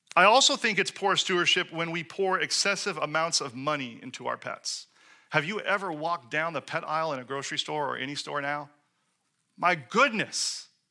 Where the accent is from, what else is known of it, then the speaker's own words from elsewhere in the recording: Seattle, Washington, United States; moved away; I come from Seattle, where we recycled literally everything